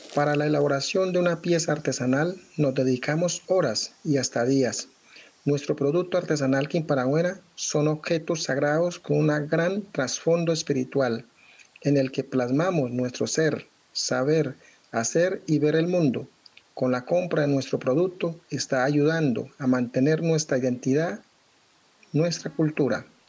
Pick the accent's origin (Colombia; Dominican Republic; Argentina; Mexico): Colombia; Pueblo Rico, Risaralda; Somos del municipio de Pueblo Rico, departamento de Risaralda, perteneciente a la región andina. Somos indígena de la etnia en Benachamí